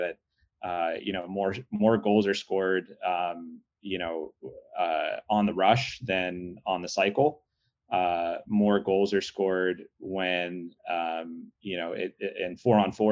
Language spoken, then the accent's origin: English; Pittsburgh, Pennsylvania, United States; I grew up in Pittsburgh